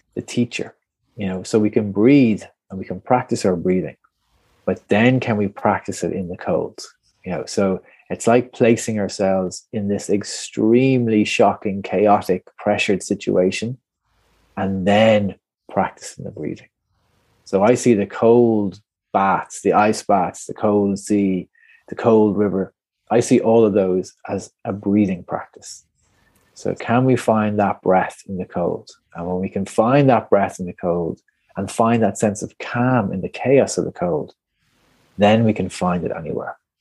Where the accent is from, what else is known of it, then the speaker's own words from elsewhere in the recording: Portmarnock, Leinster, Ireland; I'm just from Portmarnock up on the North County Dublin mm-hmm. coast there